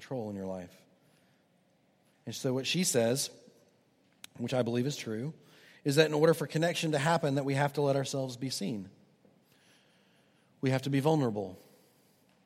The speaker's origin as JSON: {"language": "English", "town": "Houston", "region": "Texas", "country": "United States", "tie": "born or raised there", "moved": "yes", "lives_now": "Charleston, United States", "said": "Houston has been on my mind lately. That's my hometown"}